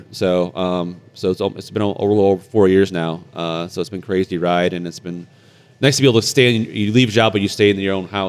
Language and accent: English; Sterling Heights, Michigan, United States; I grew up in Sterling Heights, Michigan. Same place that Craig Cousins, our colleague, grew up.